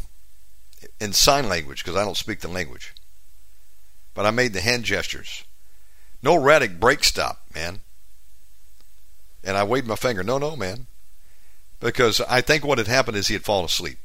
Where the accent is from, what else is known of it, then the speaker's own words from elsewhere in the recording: United States; moved away as an adult; now in Bali, Indonesia; I tell them America